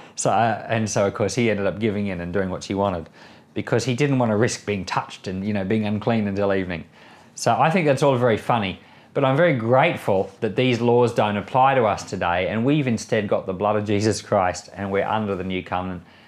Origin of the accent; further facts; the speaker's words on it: Australia; I'm an Australian citizen, but my wife's an American citizen